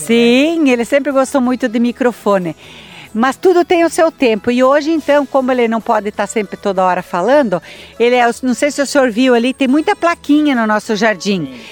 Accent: Santa Rosa, Rio Grande do Sul, Brazil; also born or lived in Francisco Beltrão, Paraná; now in Salgado Filho, Brazil; Eu nasci em Santa Rosa do Rio Grande do Sul. Gaúcha

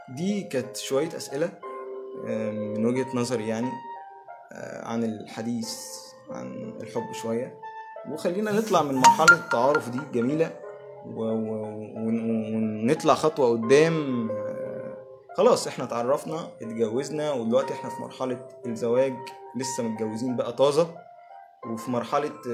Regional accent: Egypt; احنا هنا كمصريين

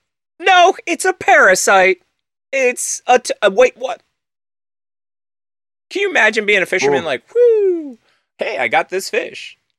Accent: United States

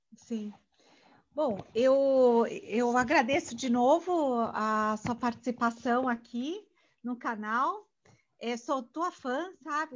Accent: Brazil; eu sou brasileira, nasci aqui

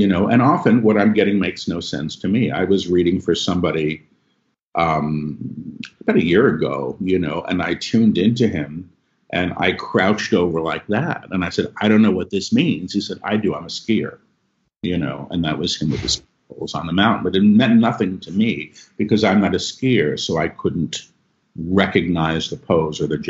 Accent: New York, United States; I'm a New Yorker.

